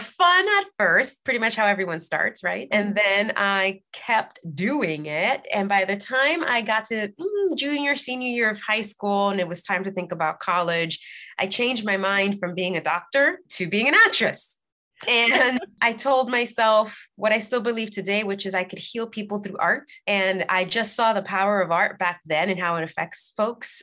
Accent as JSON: {"language": "English", "town": "New York City", "region": "New York", "country": "United States", "tie": "born or raised there", "moved": "as an adult", "lives_now": "Los Angeles, United States", "said": "I was born and raised in the Bronx"}